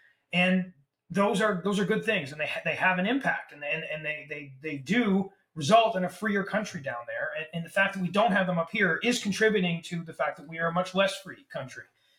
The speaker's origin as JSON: {"language": "English", "country": "Canada", "said": "as a Canadian constitutional lawyer, my take on this is I'm pleasantly very surprised"}